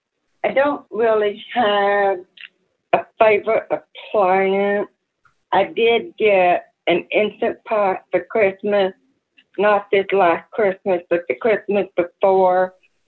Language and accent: English; Missouri, United States; also born or lived in Texas; I'm from Southwest Missouri, just outside of Joplin.